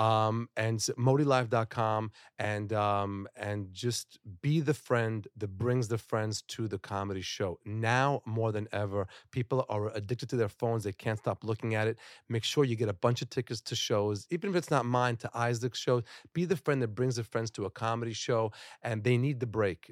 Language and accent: English; Florida, United States; now in New York, United States; I grew up in Florida